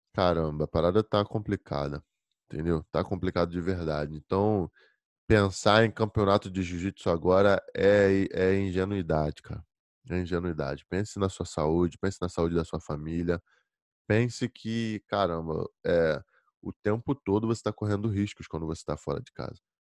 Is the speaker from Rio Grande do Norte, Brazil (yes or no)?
no; Rio de Janeiro, Brazil; moved away as an adult; now in Virginia, United States; Eu sou do Rio de Janeiro. Tô na Virgínia